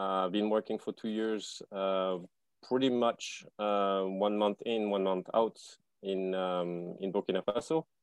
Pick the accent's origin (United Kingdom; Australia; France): France; also born or lived in Canada; now in Bali, Indonesia; from France originally. I spent 12 years in Canada.